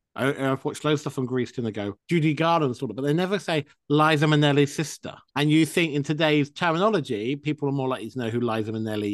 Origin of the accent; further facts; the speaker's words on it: United Kingdom; I'm British.